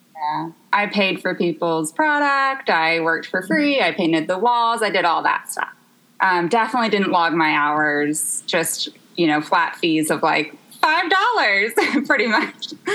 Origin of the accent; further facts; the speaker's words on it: Memphis, Tennessee, United States; moved away as an adult; now in Los Angeles, United States; I'm from Memphis, Tennessee, and I actually have lived in Los Angeles for four years.